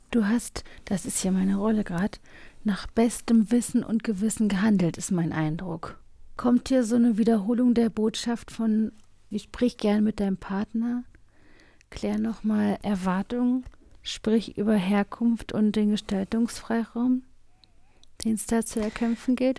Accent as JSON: {"language": "German", "region": "East Germany", "country": "Germany", "tie": "born or raised there", "said": "Ich bin im Osten aufgewachsen"}